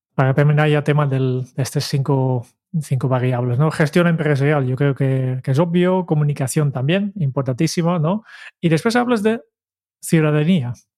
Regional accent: Netherlands; como holandés

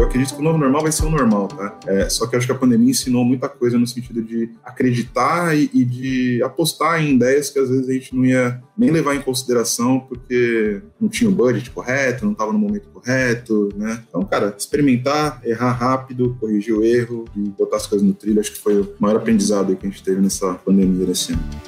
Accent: São Paulo, Brazil; sou paulistano, moro em São Paulo.

